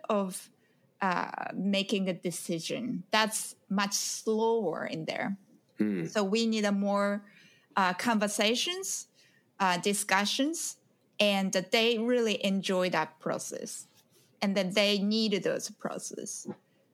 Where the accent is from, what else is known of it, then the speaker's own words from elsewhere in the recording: Japan; moved away as an adult; now in New York City, United States; I'm originally from Japan